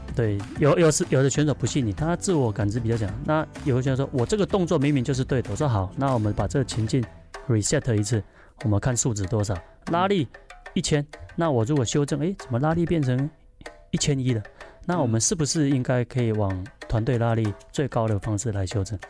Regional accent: Taiwan; 回到我的家乡

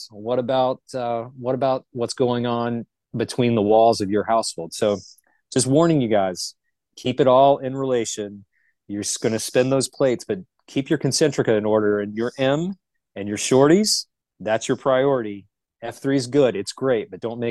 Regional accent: Charlotte, North Carolina, United States; I'm originally from Charlotte. I'm what the locals consider a unicorn. There's not many of us that are actually born and raised in the Charlotte vicinity

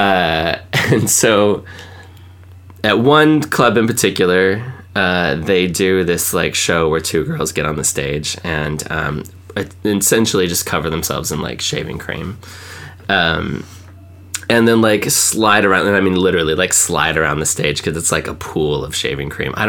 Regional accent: Washington, United States; I grew up in Washington, and so, like, going across the border into Canada was, like, not a big deal

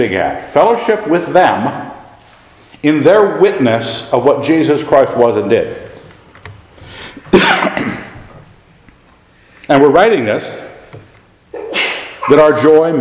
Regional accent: Annapolis, Maryland, United States; We grew up in Annapolis

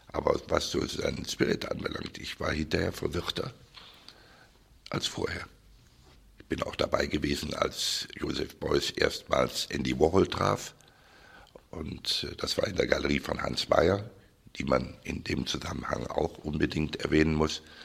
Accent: Cologne, North Rhine-Westphalia, Germany; also born or lived in Düsseldorf; in meiner Heimatstadt Köln

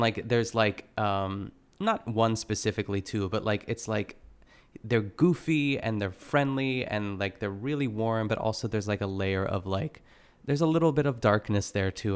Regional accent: Pittsburgh, Pennsylvania, United States; I grew up in Pittsburgh, um, I grew up in the burbs of, of, of Pittsburgh

